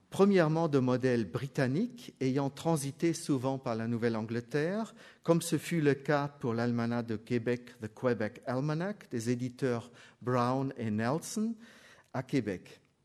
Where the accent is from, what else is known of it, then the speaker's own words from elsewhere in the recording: Germany; je suis allemand